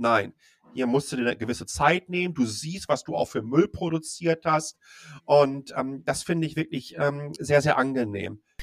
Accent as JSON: {"language": "German", "town": "Dortmund", "region": "North Rhine-Westphalia", "country": "Germany", "tie": "born or raised there", "also_born_or_lived": "Ruhr area", "moved": "as an adult", "lives_now": "Taipei, Taiwan", "said": "ich bin gebürtiger Dortmunder"}